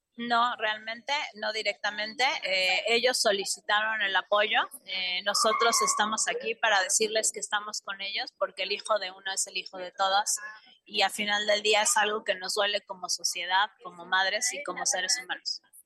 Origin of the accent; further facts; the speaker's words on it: Mexico; somos mexicanas